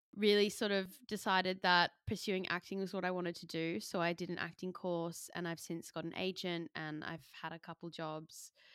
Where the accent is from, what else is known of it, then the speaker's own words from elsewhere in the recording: Sydney, New South Wales, Australia; moved away as an adult; now in London, United Kingdom; moving from Sydney to London and New York, but we think that our angle as two Australian millennial aspiring creatives